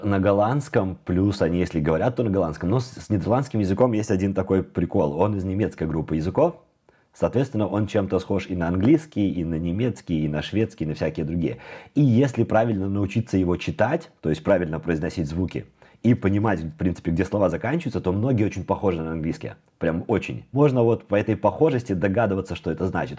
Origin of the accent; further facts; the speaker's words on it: Minsk, Belarus; moved away as an adult; now in Amsterdam, Netherlands; я родился в Беларуси, сейчас я нахожусь в Амстердаме, и я переехала сюда из Минска в начале 2015 года.